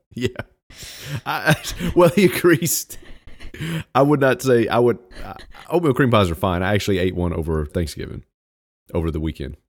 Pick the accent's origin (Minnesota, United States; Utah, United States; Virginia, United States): Virginia, United States; moved away; I was born in Virginia, so I'm technically a Virginian, even though I haven't lived there in thirty years